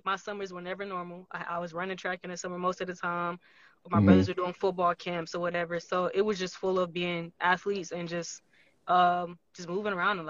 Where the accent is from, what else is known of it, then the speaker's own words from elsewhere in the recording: Houston, Texas, United States; Like, honestly, Houston is literally the best place on earth. Sorry to everybody else. But honestly, growing up in Texas was amazing.